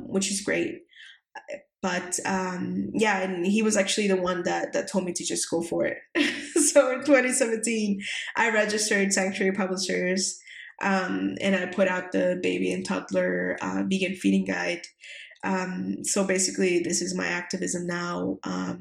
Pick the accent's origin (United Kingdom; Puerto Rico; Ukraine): Puerto Rico; the island, which is where I'm from Puerto Rico